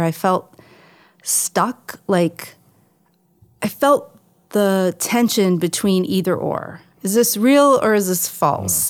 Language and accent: English; Buffalo, New York, United States; I'm from Buffalo, New York